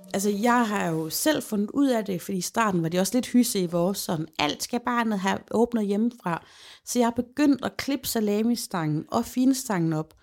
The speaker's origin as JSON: {"language": "Danish", "town": "Holme", "country": "Denmark", "moved": "yes", "lives_now": "Aalborg, Denmark", "said": "Holme, hvor jeg kommer fra"}